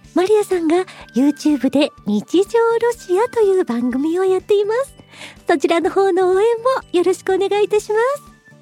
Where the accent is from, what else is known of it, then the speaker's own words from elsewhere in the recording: Japan; now in Moscow, Russia; 私日本人の